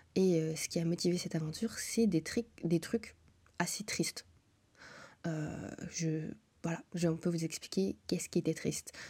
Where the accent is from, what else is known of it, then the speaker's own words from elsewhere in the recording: Brussels, Brussels-Capital Region, Belgium; moved away as an adult; also born or lived in Montreal, Canada; Depuis que je suis née, je suis à Bruxelles